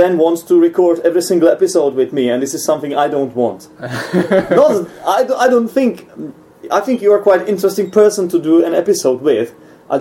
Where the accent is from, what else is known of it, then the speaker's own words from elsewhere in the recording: Czechia; English is a second language; you are my countryman, so it doesn't make much sense talking to each other in English here.